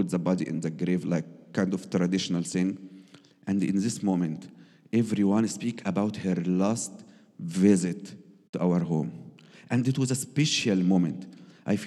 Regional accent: Egypt; English is a second language; now in Germany; I am Egyptian, and I married from Sarah

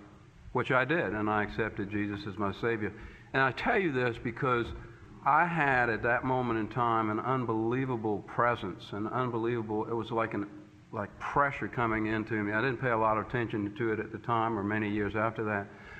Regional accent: Charleston, South Carolina, United States; I was born in Charleston in 1950

